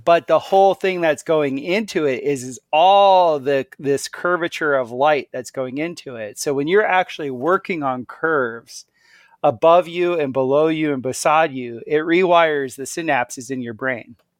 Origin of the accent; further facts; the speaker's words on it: Miami, Florida, United States; moved away as an adult; also born or lived in Central America; I grew up in South Florida